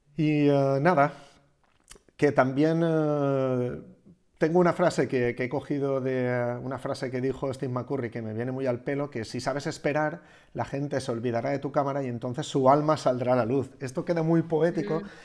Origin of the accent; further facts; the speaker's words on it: Algemesí, Valencian Community, Spain; yo soy de Algemesi